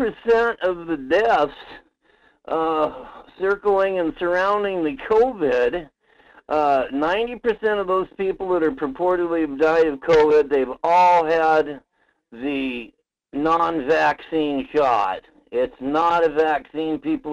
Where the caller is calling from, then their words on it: Alaska, United States; from the Tanana Valley.